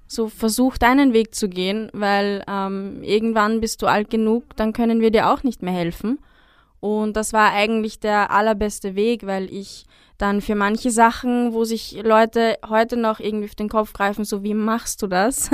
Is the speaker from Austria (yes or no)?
yes; Upper Austria, Austria; moved away; also born or lived in Vienna; aufgewachsen in Oberösterreich, gemeinsam mit meiner Familie